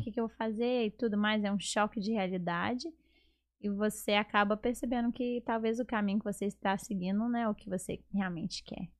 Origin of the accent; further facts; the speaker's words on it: Belo Horizonte, Minas Gerais, Brazil; moved away as an adult; now in Atlanta, United States; eu sou de Belo Horizonte